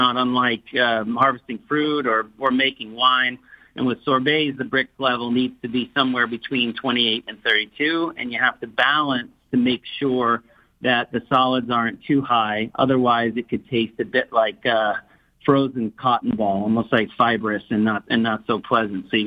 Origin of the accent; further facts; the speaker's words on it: Long Island, New York, United States; I'm a Long Island boy